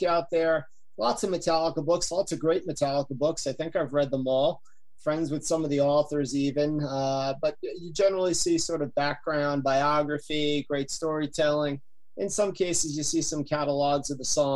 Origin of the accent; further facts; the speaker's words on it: Yonkers, New York, United States; I'm from Yonkers, right outside New York City